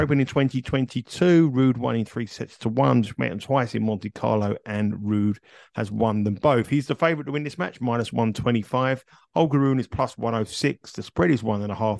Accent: Kingston upon Thames, London, United Kingdom; also born or lived in Surbiton; I was born in Kingston, which is about two minutes from that tennis court

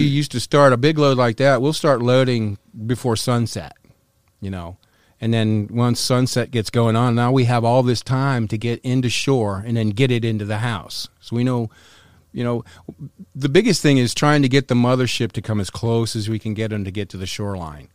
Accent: North Carolina, United States; moved away; also born or lived in Wisconsin / Florida; I grew up in North Carolina. My father was eighty-second Airborne

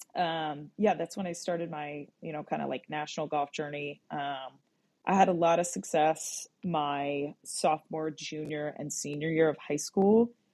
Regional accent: a little town just outside of Gettysburg, Pennsylvania, United States; I was born in Southern PA. I'm from a little town that's just outside of Gettysburg, and if your reference point is Gettysburg, Pennsylvania, that that you know you're in the fucking boonies

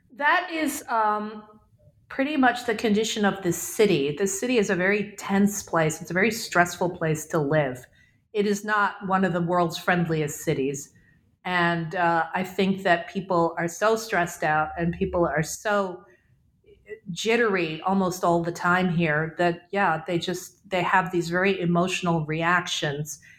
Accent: Karachi, Sindh, Pakistan; also born or lived in New England; I am calling from Karachi, Pakistan, which is my hometown. I was born here

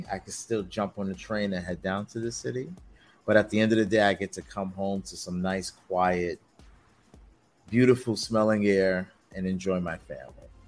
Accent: New York, United States; Born and raised in New York. Love New York. Moved to North Carolina for a little bit when I did my four years in the military.

